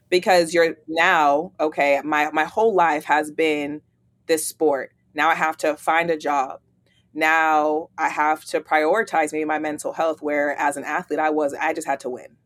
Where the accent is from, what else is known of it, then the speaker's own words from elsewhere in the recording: East Palo Alto, California, United States; moved away as an adult; also born or lived in Oregon State University, Oregon; now in Atlanta, United States; I'm from East Palo Alto, California, born and raised in the Bay Area. I moved to Atlanta